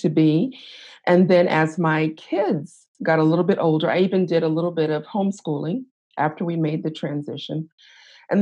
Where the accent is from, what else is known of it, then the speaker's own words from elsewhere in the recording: Los Angeles, California, United States; moved away as an adult; now in Midwest, United States; I was born and raised in Los Angeles